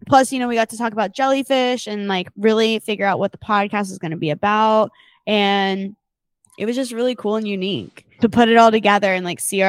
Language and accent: English; North Carolina, United States; my hometown of North Carolina.